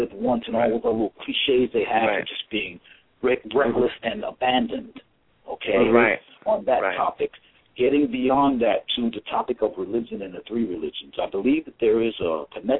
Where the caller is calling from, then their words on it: New York City, New York, United States; New York